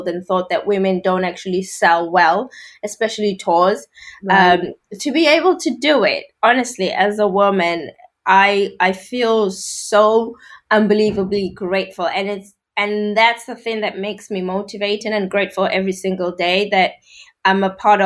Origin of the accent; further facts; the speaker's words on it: South Africa; moved away as an adult; now in United Kingdom; I grew up in South Africa